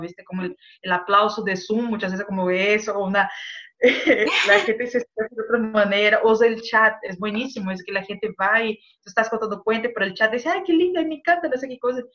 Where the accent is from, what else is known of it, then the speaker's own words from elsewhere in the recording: Brazil; Spanish is a second language; moved away; como yo soy brasileña y hablo español